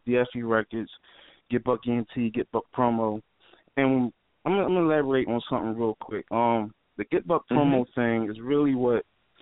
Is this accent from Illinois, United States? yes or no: no; Philadelphia, Pennsylvania, United States; I'm from North Philly, you know what I'm saying? Northside, born and raised